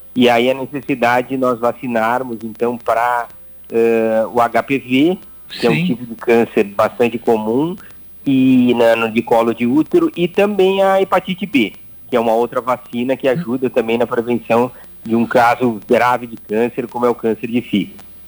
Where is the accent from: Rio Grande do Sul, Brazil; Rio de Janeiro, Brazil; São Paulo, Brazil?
Rio Grande do Sul, Brazil; Ijuí; eu nasci em Juí